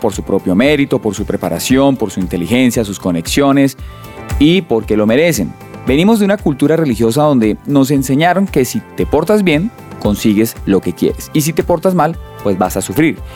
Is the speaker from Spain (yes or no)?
no; Colombia; nosotros como colombianos acá hemos crecido con un montón de dichos, de refranes